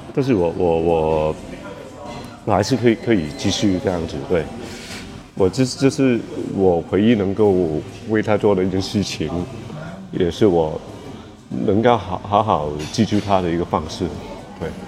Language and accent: Chinese; Hong Kong; 我是一个香港人